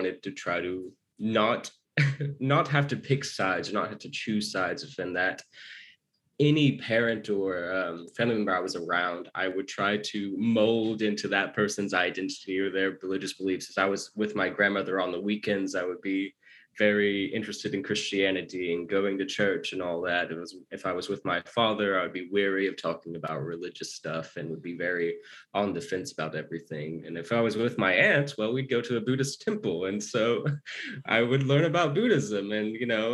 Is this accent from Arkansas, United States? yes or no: yes; Arkansas, United States; also born or lived in Japan / China; I grew up in the American South in a small state called Arkansas